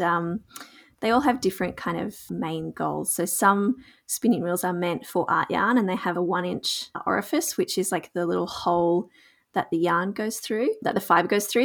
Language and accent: English; Gunnedah, New South Wales, Australia; live in a small town called Gunnedah in rural New South Wales, Australia. And I grew up here, so it's my hometown.